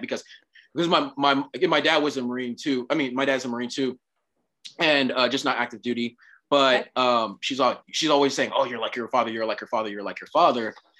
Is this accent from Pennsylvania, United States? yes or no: no; Oceanside, California, United States; I grew up in Oceanside, California.